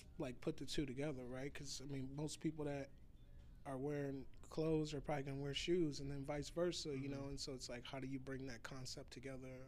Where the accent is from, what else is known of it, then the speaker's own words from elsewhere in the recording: Chicago, Illinois, United States; moved away; I'm from Chicago